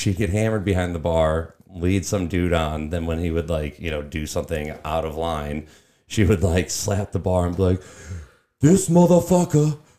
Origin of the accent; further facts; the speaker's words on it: Farmington, Michigan, United States; also born or lived in Auburn, Alabama; So I grew up in the hills of Farmington.